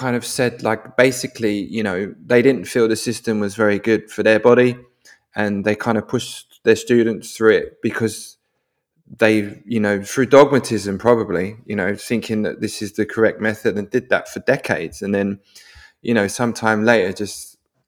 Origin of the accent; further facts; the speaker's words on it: London, United Kingdom; now in Norway; I live in Norway. I'm originally from London, which is definitely a confrontational place